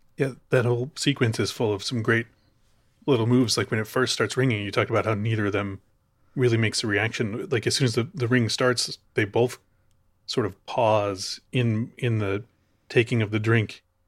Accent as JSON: {"language": "English", "town": "Chicago", "region": "Illinois", "country": "United States", "moved": "yes", "said": "I'm from Chicago."}